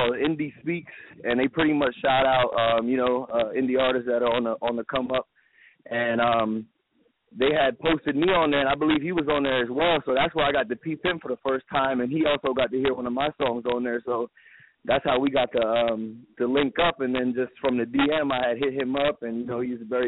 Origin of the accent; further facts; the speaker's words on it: New Jersey, United States; also born or lived in Miami, Florida; now in Seattle, United States; I'm from Jersey too